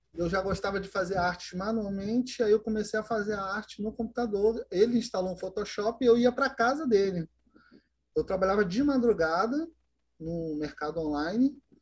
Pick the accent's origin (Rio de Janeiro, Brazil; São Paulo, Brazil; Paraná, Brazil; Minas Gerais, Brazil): Rio de Janeiro, Brazil; Duque de Caxias; eu sou de Caxias, no Rio de Janeiro